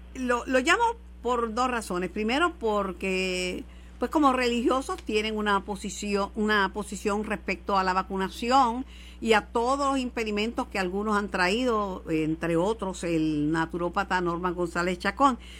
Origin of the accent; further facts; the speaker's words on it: Mayagüez, Puerto Rico; Yo soy de Mayagüez y además que pues tengo vínculos de, que me crié con, toda esa gente que está ahora en la política en Mayagüez